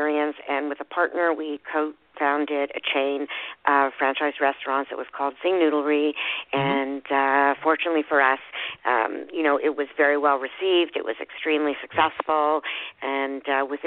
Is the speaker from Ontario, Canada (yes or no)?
no; Montreal, Quebec, Canada; I am calling from Montreal in Quebec, Canada. I've been living here all my life